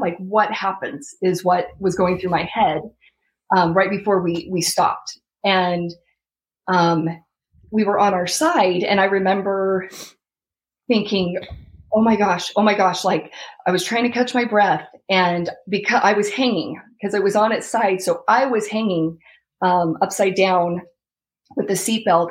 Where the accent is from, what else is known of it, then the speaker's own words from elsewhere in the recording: Rexburg, Idaho, United States; now in Florida, United States; I'm originally from Rexburg, Idaho, and my husband's from Washington State